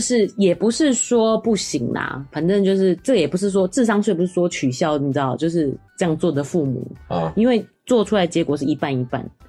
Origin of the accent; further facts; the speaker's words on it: Taiwan; 我们台湾人